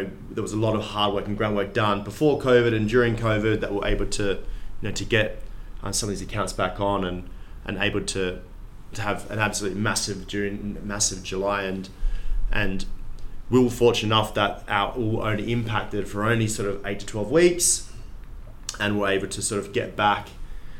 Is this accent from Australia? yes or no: yes; Perth, Western Australia, Australia; moved away; I'm from Perth